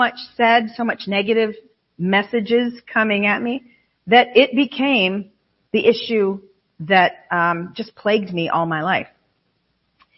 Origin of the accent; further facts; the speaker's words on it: Western New York State, United States; we're from Western New York State.